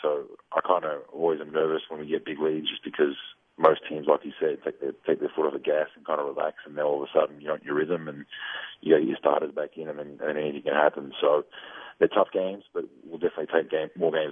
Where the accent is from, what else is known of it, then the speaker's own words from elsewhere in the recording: Australia; I was born in Australia